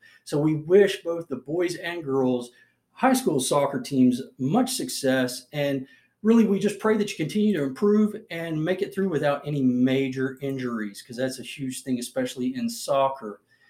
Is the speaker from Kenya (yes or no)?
no; Texas, United States; now in West Virginia, United States; I grew up in Texas, but I guess the time I've spent in West Virginia